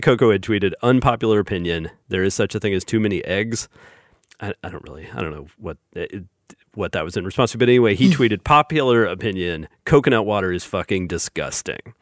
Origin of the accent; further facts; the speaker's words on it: the South, United States; us Southerners